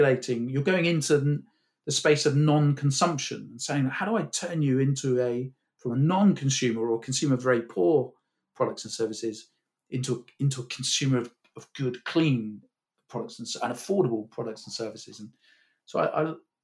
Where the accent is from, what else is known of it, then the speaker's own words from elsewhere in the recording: Cornwall, South West England, United Kingdom; I grew up in Cornwall